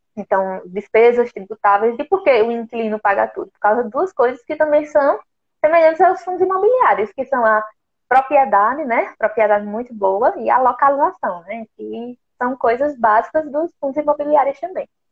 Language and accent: Portuguese; Brazil; nós, como brasileiros